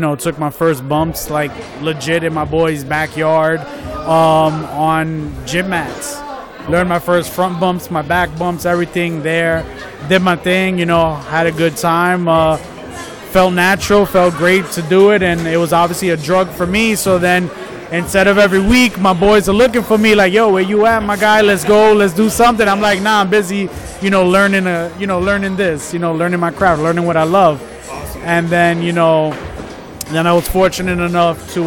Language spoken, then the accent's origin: English; New York City, New York, United States; moved away as an adult; also born or lived in Florida; I was born out in Florida. Okay. At 1 year old, came down to Brooklyn. Was in Brooklyn for about, I'd say, 22, 23 years of my life